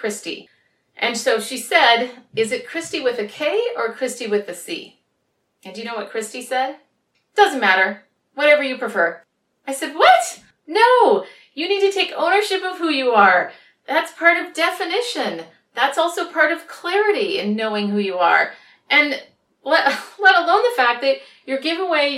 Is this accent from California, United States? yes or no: no; Minneapolis, Minnesota, United States; now in San Francisco, United States; I'm originally from Minneapolis, but I grew up, or rather, I now live in San Francisco